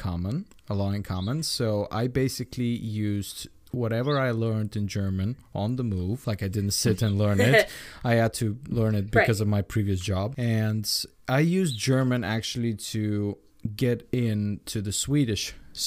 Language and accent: English; Bulgaria; first language Bulgarian; English is a second language; moved away; also born or lived in Sweden; I'm Bulgarian by nationality. Okay. So Bulgarian is my mother language. English is my pseudo second mother language.